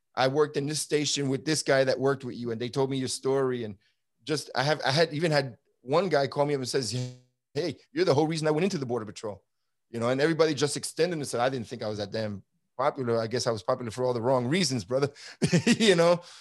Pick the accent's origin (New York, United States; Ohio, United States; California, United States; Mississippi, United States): New York, United States; New York City; now in Texas, United States; I grew up in Brooklyn, New York during the seventies and eighties